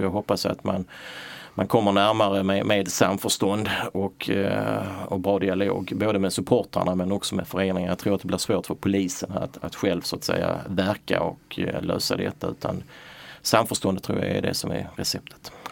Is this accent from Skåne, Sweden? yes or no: yes; Malmö, Skåne, Sweden; also born or lived in Röstånga / Hör; jag är född i Röstånga för 61 år sedan och eh, uppväxt i, i Hör och Malmö, gått i skola i Malmö